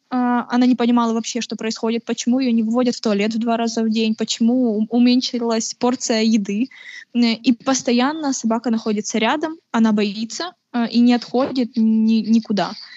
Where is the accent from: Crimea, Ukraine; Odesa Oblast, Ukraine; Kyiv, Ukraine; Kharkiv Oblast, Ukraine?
Kharkiv Oblast, Ukraine; Kharkiv; also born or lived in Henichesk, Kherson Oblast; я геничанка. Это Херсонская область. А, но живу в Харькове где-то с трех лет